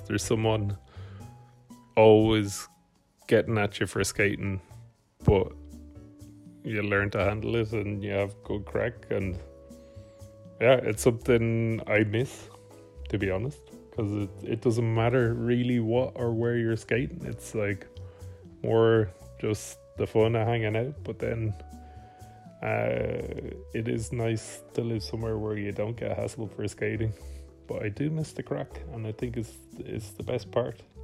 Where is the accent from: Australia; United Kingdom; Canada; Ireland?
Ireland; Bray; now in Malmo, Sweden; I am from Bray, but I currently live in Malmo, Sweden.